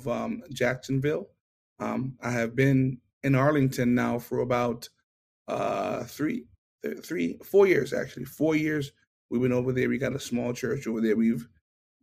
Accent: Kingston, Jamaica; accent: Jamaican; moved away as an adult; also born or lived in New York, United States; now in United States; I was born in Kingston, Jamaica. And up until the age of five, I stayed with my mother

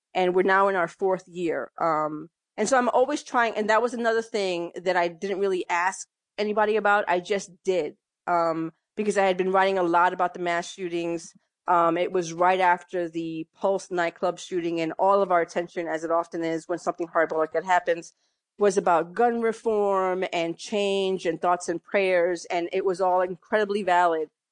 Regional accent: New York City, New York, United States; moved away as an adult; also born or lived in Massachusetts / Connecticut; I grew up in New York, mostly in the Bronx

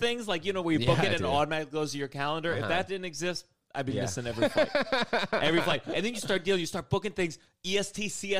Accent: Potomac, Maryland, United States; Potomac, Maryland.

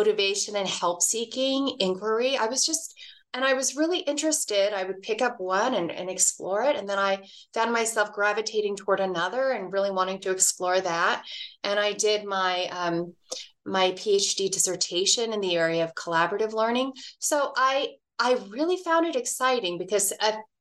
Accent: Dallas, Texas, United States; now in Reno, United States; I grew up in Dallas, Texas

